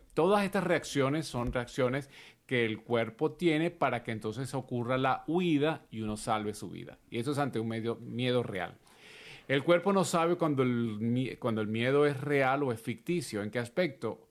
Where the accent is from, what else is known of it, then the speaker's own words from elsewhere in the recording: Venezuela; en mi país, en Venezuela